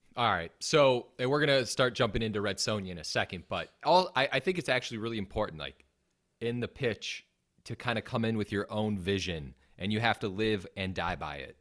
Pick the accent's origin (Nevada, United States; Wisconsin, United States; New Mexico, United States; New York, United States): Wisconsin, United States; accent: Wisconsin; my Wisconsin accent